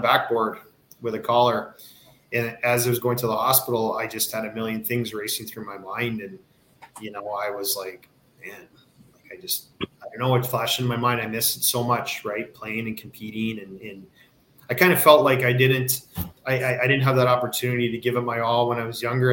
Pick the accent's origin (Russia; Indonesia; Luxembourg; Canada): Canada; Kitchener, Ontario; I grew up in Kitchener, uh, huge hockey town, right between London and Toronto